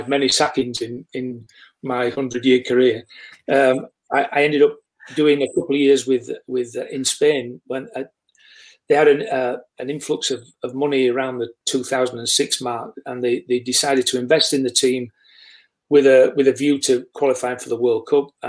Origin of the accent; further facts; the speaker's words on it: England, United Kingdom; as an Englishman in a Welsh-speaking area